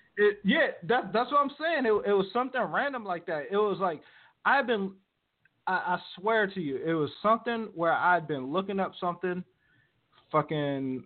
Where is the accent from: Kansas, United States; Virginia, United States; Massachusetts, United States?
Virginia, United States; now in Moreno Valley, United States; I grew up on the East Coast, was uh, born and raised in Virginia my whole life